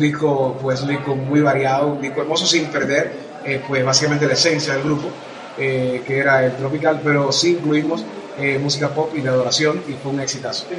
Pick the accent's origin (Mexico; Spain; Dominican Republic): Dominican Republic; nací en la República Dominicana. Eh, somos una familia de, cinco